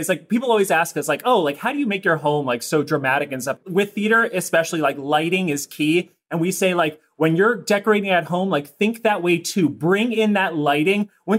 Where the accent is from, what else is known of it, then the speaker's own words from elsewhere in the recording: outside DC, Maryland, United States; born and raised right outside of DC in Maryland.